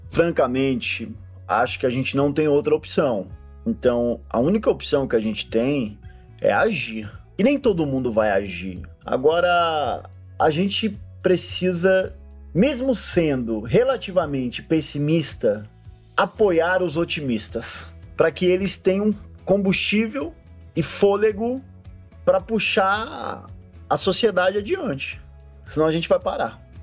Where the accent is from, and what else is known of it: Brazil